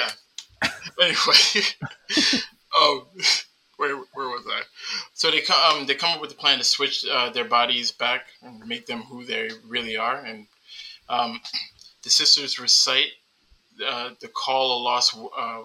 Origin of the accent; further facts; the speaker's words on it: New York, United States; I'm from New York